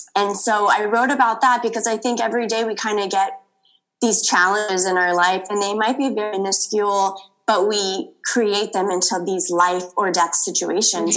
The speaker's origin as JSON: {"language": "English", "town": "Los Angeles", "region": "California", "country": "United States", "tie": "born or raised there", "said": "born and raised in Los Angeles"}